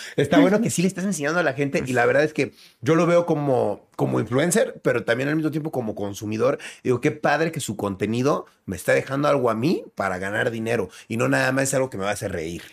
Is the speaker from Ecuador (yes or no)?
no; Mexico; yo como mexicano